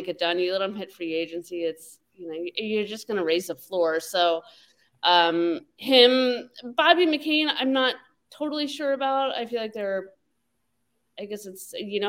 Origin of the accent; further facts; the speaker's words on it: Colorado, United States; moved away; Colorado, my hometown.